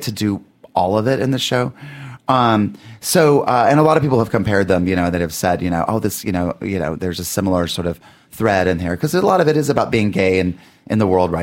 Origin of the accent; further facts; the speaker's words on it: Lincolnton, North Carolina, United States; moved away; also born or lived in Columbia; I was born in Columbia, but I grew up out in Lincolnton, North Carolina, which is about an hour west of Charlotte